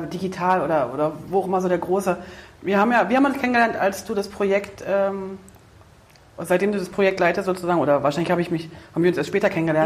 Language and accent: German; Berlin, Germany; accent: Berlinerisch; ich bin ja auch Berlinerin